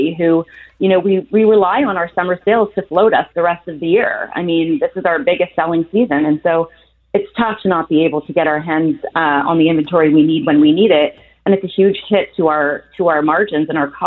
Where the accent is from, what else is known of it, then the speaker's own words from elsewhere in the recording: Canada; I've been a proud Canadian for my whole life